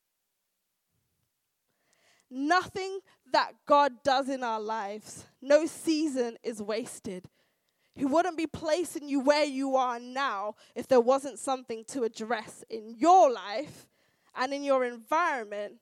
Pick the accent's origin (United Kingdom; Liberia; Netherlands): United Kingdom; also born or lived in United States; we're British and we've got a stiff upper lip and you know how we are culturally